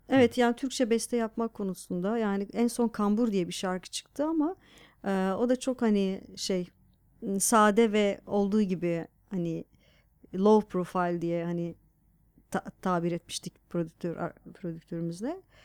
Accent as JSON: {"language": "Turkish", "region": "Diyarbakır Province", "country": "Turkey", "tie": "born or raised there", "moved": "yes", "lives_now": "Istanbul, Turkey", "said": "Diyarbakır'da büyüdüm sonuçta."}